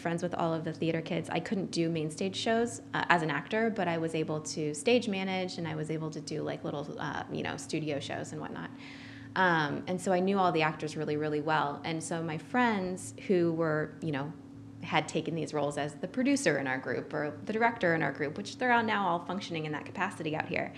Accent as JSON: {"language": "English", "region": "Ohio", "country": "United States", "moved": "as an adult", "said": "I'm originally from Ohio, and I went to Ohio University"}